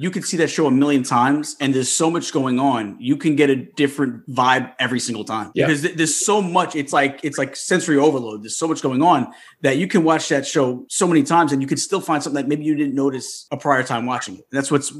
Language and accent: English; Long Island, New York, United States; I'm in New York. I'm a Long Islander. But you know, flash forward in 2 weeks, I will be a Disney local. I'm actually moving down there.